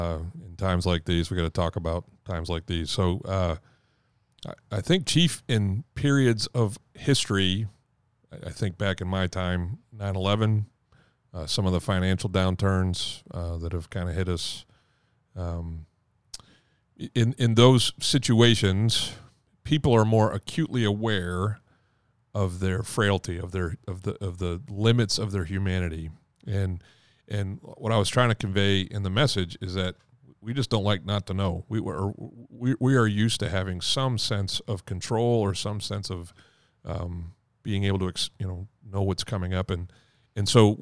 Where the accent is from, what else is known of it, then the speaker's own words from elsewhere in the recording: Caribou, Maine, United States; moved from Boston back to Caribou, where I was born in Maine, and I finished high school there.